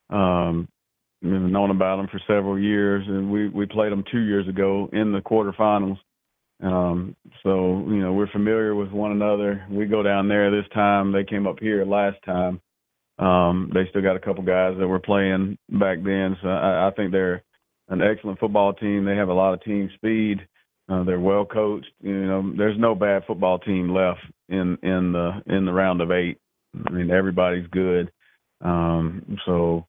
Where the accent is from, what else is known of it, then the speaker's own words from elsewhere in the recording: United States; also born or lived in North Alabama / Waycross, Georgia; my North Georgia, North Alabama roots